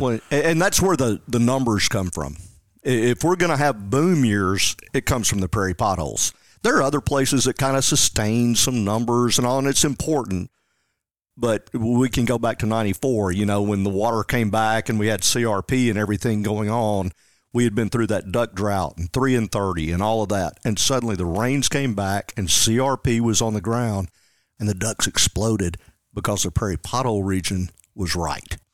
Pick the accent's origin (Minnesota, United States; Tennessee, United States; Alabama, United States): Tennessee, United States; Jackson; also born or lived in Parsons, Tennessee; I'm from Jackson, Tennessee. That, that's my hometown